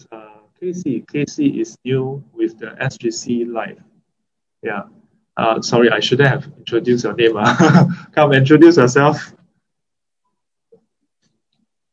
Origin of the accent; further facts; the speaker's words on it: Singapore; As a Singaporean